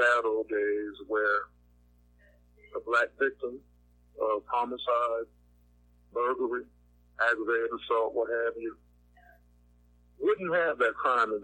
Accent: Savannah, Georgia, United States; moved away as an adult; now in New Orleans, United States; first starting in Savannah, Georgia, my hometown, and now I'm here in Gotham City, which is my nickname for New Orleans.

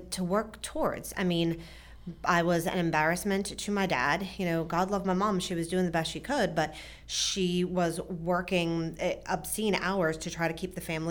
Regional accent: New Jersey, United States; now in Frederick, United States; So I grew up in New Jersey with mom, dad, and a brother.

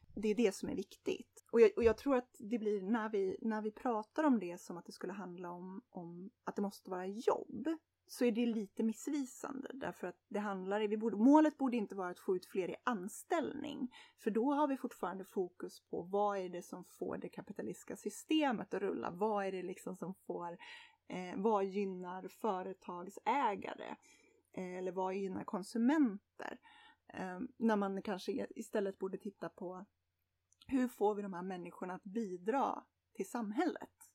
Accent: Sweden

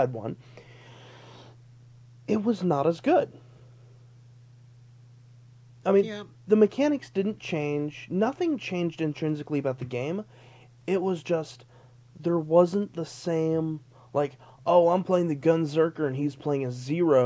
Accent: Las Vegas, Nevada, United States; growing up in Vegas

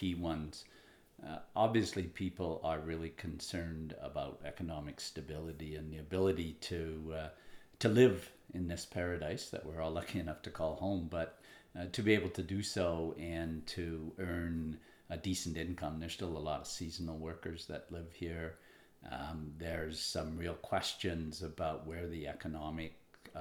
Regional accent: Nelson, British Columbia, Canada; I grew up in Nelson and graduated from L.V. Rogers High School in Nelson

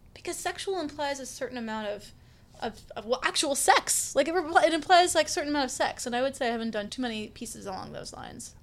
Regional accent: Stanley, Kansas, United States; moved away; I am from Kansas. I am from Stanley, Kansas. It's a small town about an hour and change south of Kansas City.

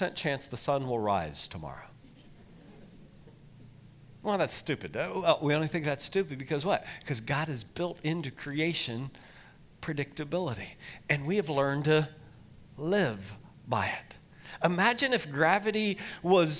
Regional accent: Lancaster County, Pennsylvania, United States; moved away as an adult; also born or lived in Estes Park, Colorado; grew up in Lancaster County, Pennsylvania

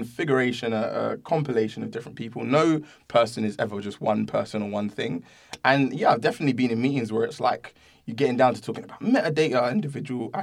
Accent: London, United Kingdom; moved away as an adult; also born or lived in Camberwell / Catford / Greenwich; now in United States; I grew up in South London

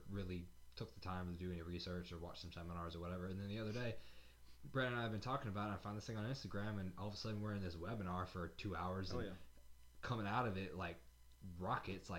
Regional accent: the South, United States; I'm proud I'm from the South, and I like my Southern style of heritage

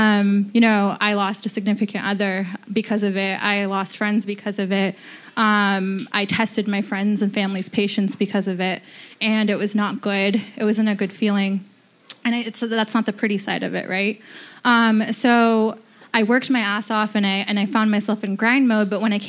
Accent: Bronx, New York, United States; I'm from the Bronx.

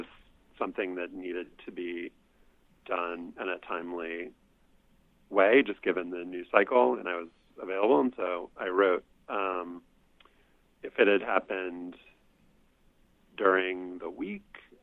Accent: New Orleans, Louisiana, United States; growing up in Louisiana

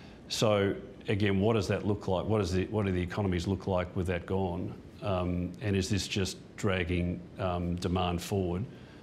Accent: Perth, Western Australia, Australia; born there; And then Mum and Dad went to Perth for Dad's football. That's when I was born in Perth.

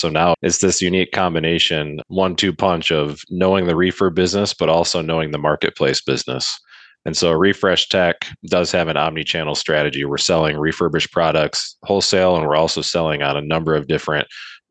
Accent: Grand Rapids, Michigan, United States; also born or lived in Northern Indiana; I'm from Grand Rapids, Michigan

